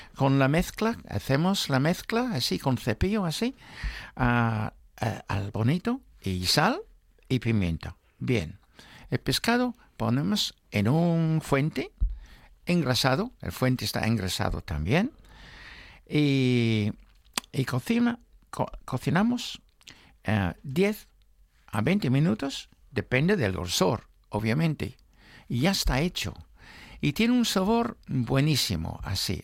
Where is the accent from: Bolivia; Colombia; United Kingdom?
United Kingdom; England; now in Spain; en mi juventud. No había bonito, solo en latas en Inglaterra